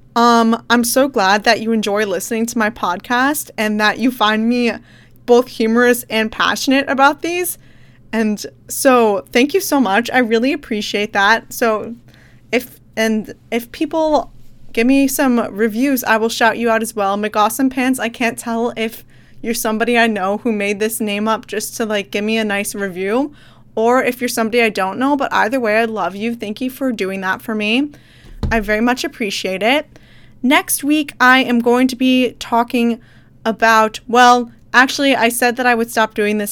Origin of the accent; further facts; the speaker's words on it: Midwest, United States; moved away as an adult; I'm from the Midwest